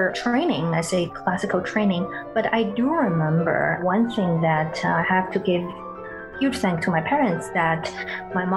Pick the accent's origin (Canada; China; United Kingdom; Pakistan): China; Beijing; moved away; when I was in China, in Beijing, actually my hometown